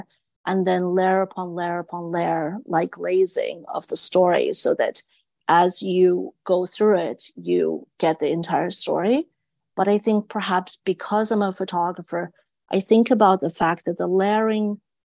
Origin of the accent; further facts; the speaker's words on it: China; moved away; growing up in China